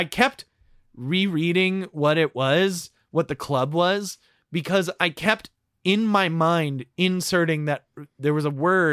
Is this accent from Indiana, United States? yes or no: yes; Southern Indiana, United States; my hometown bar